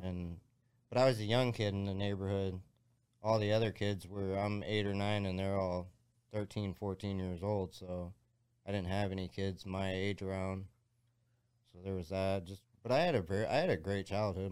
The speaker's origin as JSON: {"language": "English", "town": "Jacksonville", "region": "Florida", "country": "United States", "tie": "born or raised there", "moved": "yes", "lives_now": "Ohio, United States", "said": "I'm from Jacksonville, Florida, which is a gnarly town"}